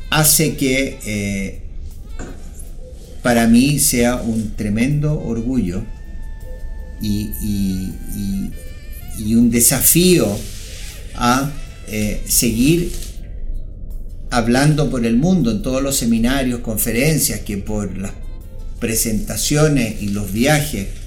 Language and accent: Spanish; Chile; lo que nos une es que somos chilenos, que tenemos ese espíritu y que vamos a salir adelante como país.